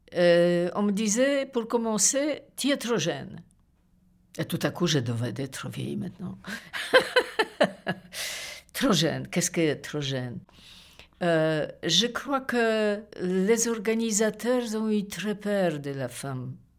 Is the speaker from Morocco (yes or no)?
no; Poland; French is a second language; moved away as an adult; also born or lived in Paris / Belgium; now in Brussels, Belgium; Je suis une Polonaise